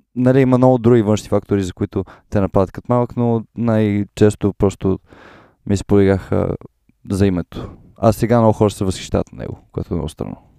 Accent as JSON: {"language": "Bulgarian", "town": "Sofia", "region": "Sofia City", "country": "Bulgaria", "tie": "born or raised there", "said": "аз съм роден тук в София"}